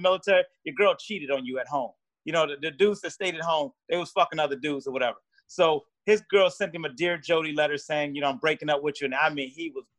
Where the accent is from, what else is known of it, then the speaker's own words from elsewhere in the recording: Philadelphia, Pennsylvania, United States; moved away; also born or lived in Italy / Bay Ridge, Brooklyn; I was born in Italy and I grew up in South Philly